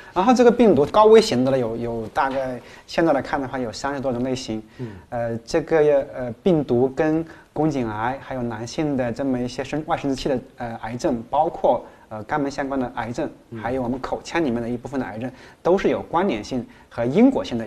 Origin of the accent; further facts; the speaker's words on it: China; 我们中国